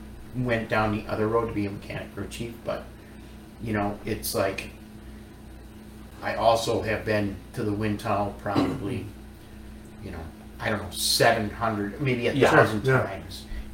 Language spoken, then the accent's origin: English; Wisconsin, United States; So I say it like this because, you know, when I moved here from Wisconsin, my short-term goal was, you know, because I came down here to work on pit equipment.